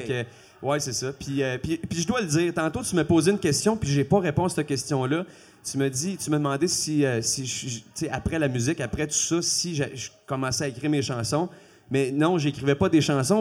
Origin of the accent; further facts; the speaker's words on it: Quebec, Canada; first language French; je suis un Québécois ma première langue, c'est le français